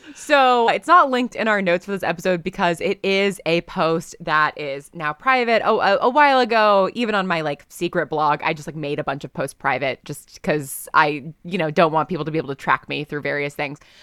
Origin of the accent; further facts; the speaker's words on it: New York, United States; I'm from New York and my parents are like big Broadway people.